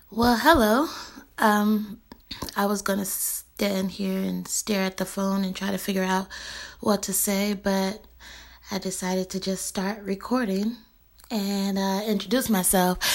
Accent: Bay Area, California, United States; I'm from the Bay Area

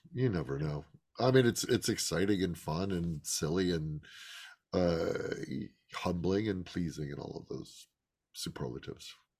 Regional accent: Chicago, Illinois, United States; I grew up in Chicago.

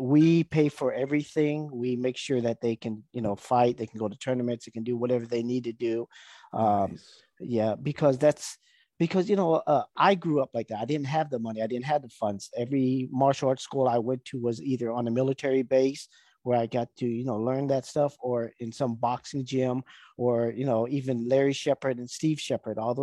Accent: Vietnam; I was born in Vietnam. My mother is, you know, Vietnamese, and my dad was an American soldier

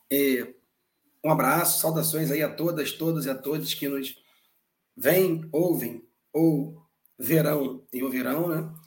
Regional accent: Belo Horizonte, Minas Gerais, Brazil; now in Rio de Janeiro, Brazil; sou de Belo Horizonte, então não seria bem do interior, né?

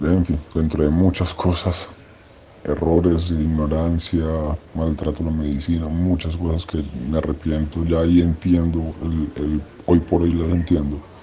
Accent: Medellín, Antioquia, Colombia; Soy de Medellín, Colombia.

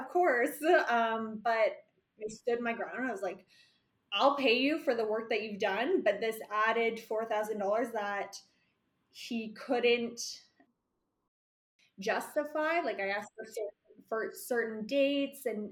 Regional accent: Toronto, Ontario, Canada; moved away as an adult; now in Calgary, Canada; I currently live between Toronto and Calgary, but I'm from Toronto.

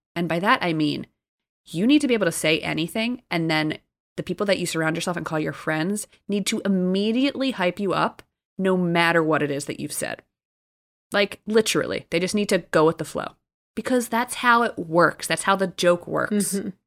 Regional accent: New Jersey, United States; moved away; I'm from Jersey

